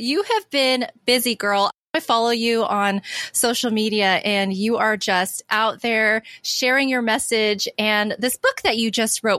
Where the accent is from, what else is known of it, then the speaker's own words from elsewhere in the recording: United States; I was brought up mostly in a very American cultured environment, though my mom, who's Korean, she was born and raised in Korea